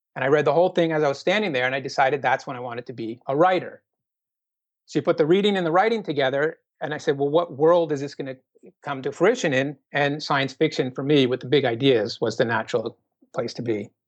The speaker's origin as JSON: {"language": "English", "region": "Minnesota", "country": "United States", "also_born_or_lived": "Sydney, Australia", "said": "Minnesota because that's my home state"}